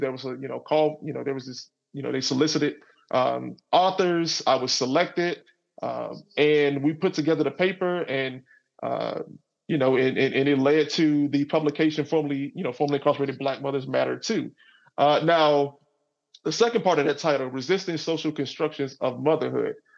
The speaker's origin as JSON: {"language": "English", "town": "Garland", "region": "Texas", "country": "United States", "tie": "born or raised there", "said": "I grew up in in in Garland, Texas, which is a suburb of Dallas. So I grew up in I grew up in the South"}